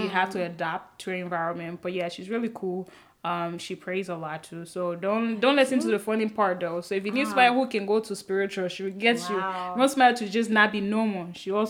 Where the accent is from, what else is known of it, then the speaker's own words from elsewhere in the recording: Côte d’Ivoire; first language French; English is a second language; also born or lived in Liberia; now in United States; I'm a Liberian by parents, but I was originally born in Ivory Coast, so French was my first language.